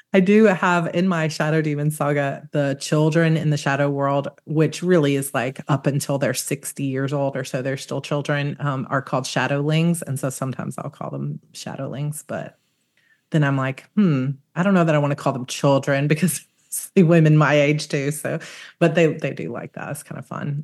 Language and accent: English; Georgia, United States; I grew up in Georgia